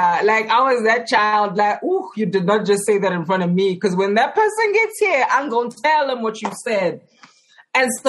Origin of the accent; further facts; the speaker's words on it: Johannesburg, Gauteng, South Africa; I grew up in Johannesburg, specifically in Alexandra